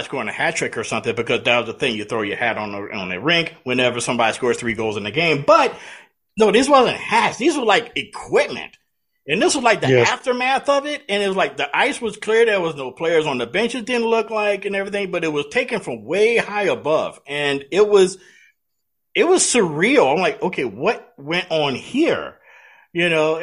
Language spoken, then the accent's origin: English; Louisiana, United States; we're from Louisiana